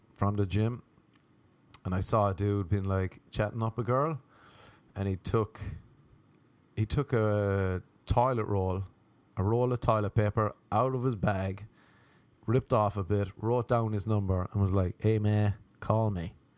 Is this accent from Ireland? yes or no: yes; Ireland; moved away; I was from Ireland